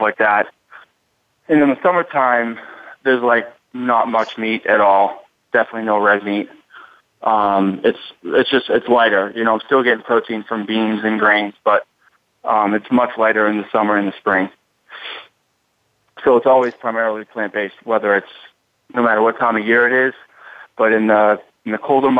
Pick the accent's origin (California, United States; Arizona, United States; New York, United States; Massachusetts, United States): Massachusetts, United States; Boston; moved away; also born or lived in Miami; I'm in Miami now, but I'm from Boston